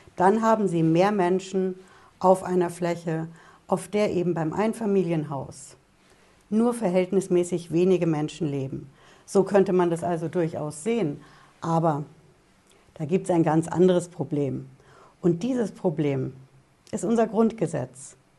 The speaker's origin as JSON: {"language": "German", "country": "Germany", "said": "bei uns in Deutschland"}